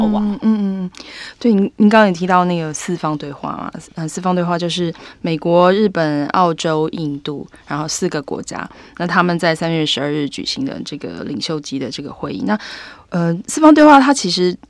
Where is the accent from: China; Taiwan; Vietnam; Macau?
Taiwan; 我们台湾人最担心就是台湾海峡有状况的时候